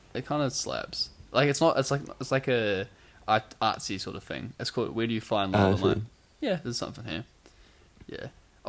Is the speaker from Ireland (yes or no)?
no; New Zealand